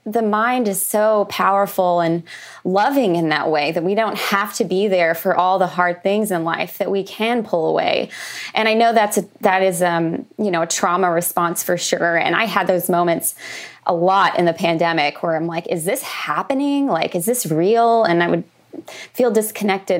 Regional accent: Oklahoma, United States; moved away; also born or lived in Los Angeles; I grew up in Oklahoma, which is a landlocked state

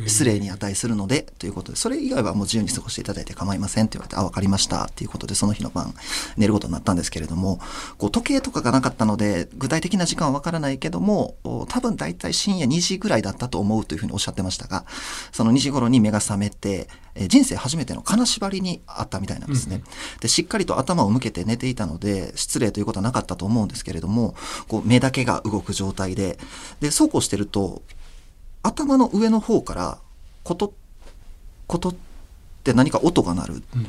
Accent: Osaka, Japan; 僕があ地元が大阪なんですけれども

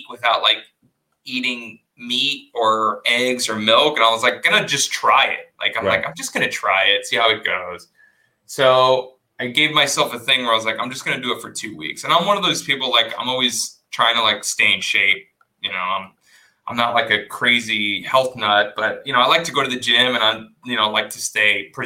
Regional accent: South Texas, United States; I grew up in South Texas, right? Mexican family. And I actually grew up on a ranch.

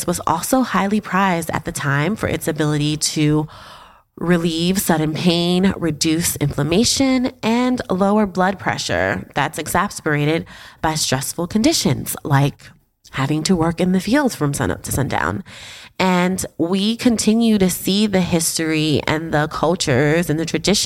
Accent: New York City, New York, United States; I'm a Harlemite, born and raised

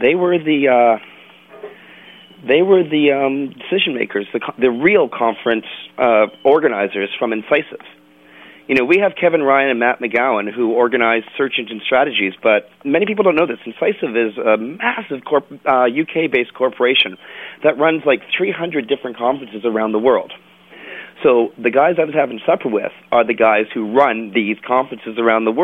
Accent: Canada; I'm a Canadian

